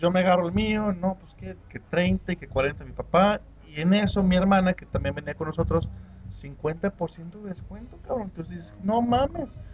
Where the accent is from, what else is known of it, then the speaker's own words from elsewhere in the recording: Mexico; somos mexicanos